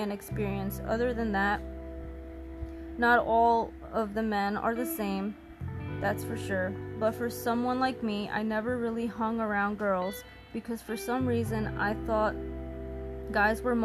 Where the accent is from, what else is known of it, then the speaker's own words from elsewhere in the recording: New Jersey, United States; I'm from New Jersey